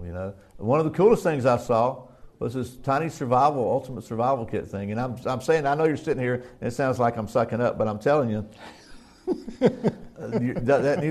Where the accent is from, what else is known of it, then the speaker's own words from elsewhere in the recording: United States; I'm American